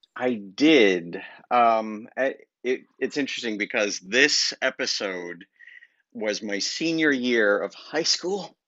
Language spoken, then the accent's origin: English; Colorado, United States; moved away; my upbringing was in Colorado